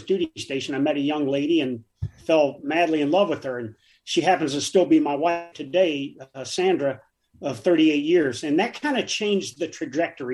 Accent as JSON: {"language": "English", "town": "Davenport", "region": "Iowa", "country": "United States", "tie": "born or raised there", "moved": "as an adult", "said": "I grew up in Davenport, Iowa"}